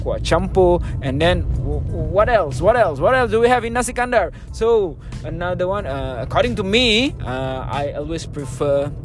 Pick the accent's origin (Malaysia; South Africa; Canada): Malaysia; Kuala Lumpur; I was born in KL, I grew up in KL, and now I am based in KL